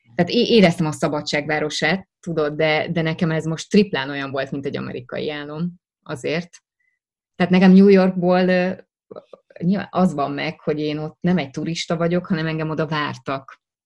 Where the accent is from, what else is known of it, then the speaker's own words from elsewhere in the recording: Hungary; first language Hungarian; nekem magyar az anyanyelvem